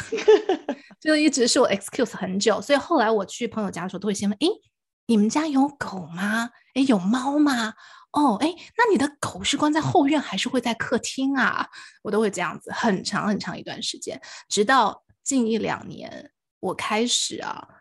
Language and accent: Chinese; Wuhan, Hubei, China; now in Los Angeles, United States; 其实我这个祖籍是在湖北武汉，我也是在武汉出生的哈。